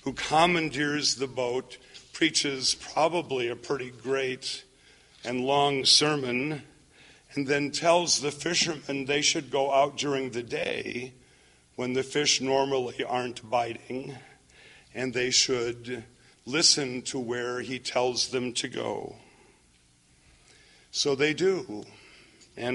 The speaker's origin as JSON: {"language": "English", "region": "Minnesota", "country": "United States", "tie": "born or raised there", "said": "I grew up in Minnesota."}